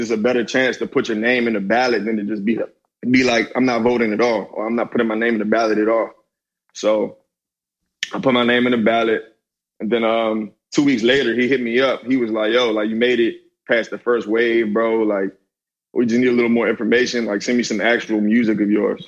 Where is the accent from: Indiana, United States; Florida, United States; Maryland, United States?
Maryland, United States; Hyattsville; I come from a city named Hyattsville, Maryland. You know what I'm saying? Around the DC metropolitan area